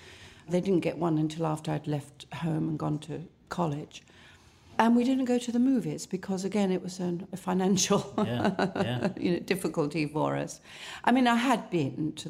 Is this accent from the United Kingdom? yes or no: yes; Southend-on-Sea, East of England, United Kingdom; also born or lived in London; I was raised in both in London and in a little place called Southend-on-Sea in Essex